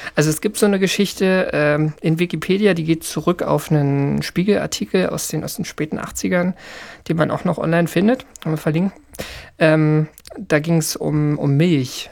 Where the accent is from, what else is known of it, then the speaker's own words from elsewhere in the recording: Berlin, Germany; ich bin ja in, in Ostberlin groß geworden